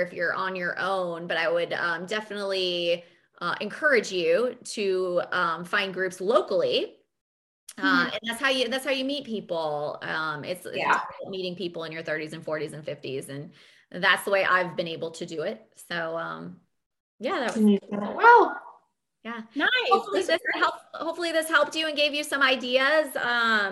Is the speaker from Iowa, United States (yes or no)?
yes; Fairfield, Iowa, United States; also born or lived in Virginia / Wisconsin; now in North Carolina, United States; I'm from Fairfield, Iowa, and that's the mecca of transcendental meditation. I mean, University of Maharishi. I mean, hello, like that's, my town was known for